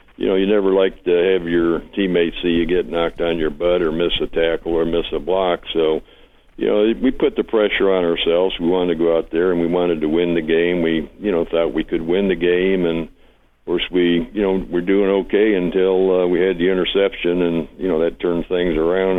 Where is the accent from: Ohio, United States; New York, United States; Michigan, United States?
Michigan, United States; Detroit; moved away as an adult; also born or lived in Dallas; I was raised in Detroit